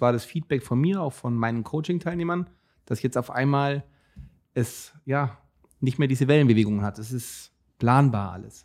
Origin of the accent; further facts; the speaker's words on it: Augsburg, Bavaria, Germany; accent: Bavarian; ich komme aus Augsburg